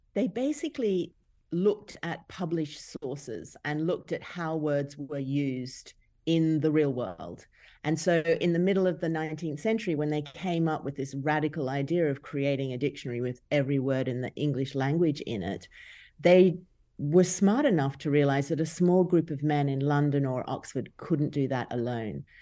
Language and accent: English; Brisbane, Queensland, Australia; moved away as an adult; And Brisbane is actually my hometown, but when I grew up there